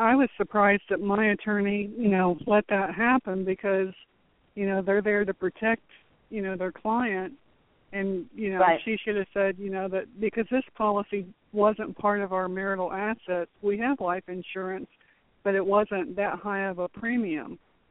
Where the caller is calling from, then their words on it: Florida, United States; From Florida.